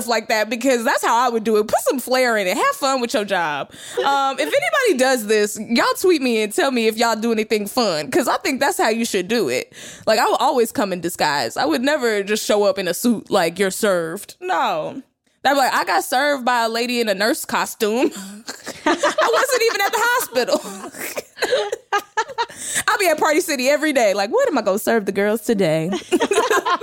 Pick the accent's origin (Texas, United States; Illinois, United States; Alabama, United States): Texas, United States; I'm from Texas.